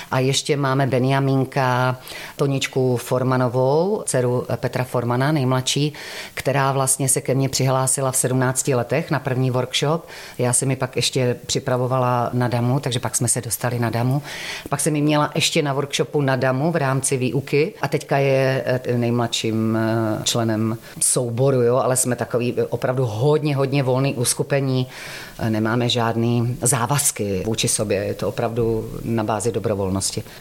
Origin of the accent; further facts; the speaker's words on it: Šumperk, Olomouc Region, Czechia; Já jsem ze Severní Moravy, já jsem ze Šumperka, ale jak jsem různě žila po republice, tak já vždycky chytám a priori ten místní dialekt